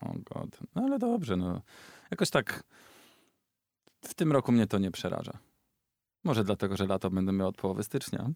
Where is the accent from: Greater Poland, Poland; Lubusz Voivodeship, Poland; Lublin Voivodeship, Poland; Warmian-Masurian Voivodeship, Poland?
Greater Poland, Poland; Ostrów Wielkopolski; moved away; do Ostrowa Wielkopolskiego, mojego rodzinnego miasta